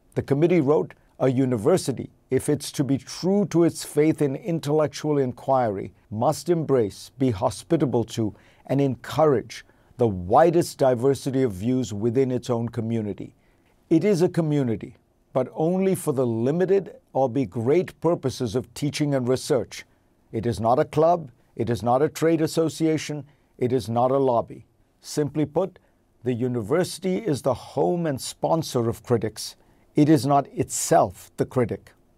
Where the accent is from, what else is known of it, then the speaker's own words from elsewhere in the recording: India; moved away as an adult; now in United States; Growing up in India